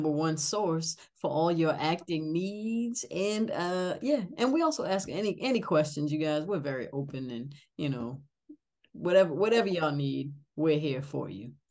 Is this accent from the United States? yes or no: yes; New England, United States; I'm from New England, but I don't have a New England accent. I never have.